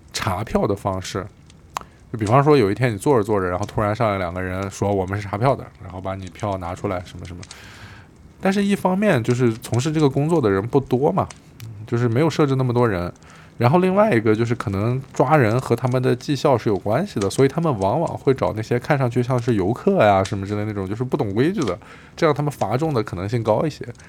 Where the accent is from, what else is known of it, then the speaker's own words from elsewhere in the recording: China; moved away as an adult; also born or lived in Beijing; now in Berlin, Germany; 我们是中国的